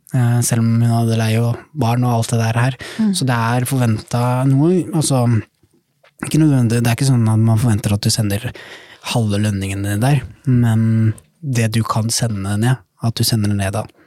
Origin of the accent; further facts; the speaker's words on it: Tønsberg, Vestfold, Norway; also born or lived in Somalia; now in Oslo, Norway; kommer jeg fra Tønsberg, da, men er født i Somalia